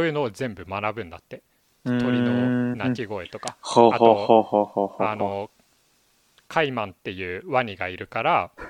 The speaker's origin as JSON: {"language": "Japanese", "country": "Japan", "tie": "born or raised there", "said": "俺が生まれ育って日本っていう国は何なんやろうって思って、"}